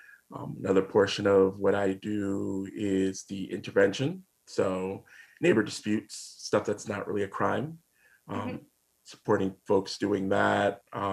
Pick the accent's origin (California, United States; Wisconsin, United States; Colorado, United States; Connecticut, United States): Connecticut, United States; moved away as an adult; now in Vermont, United States; I am originally from Connecticut and ended up coming up this way to Vermont to do corrections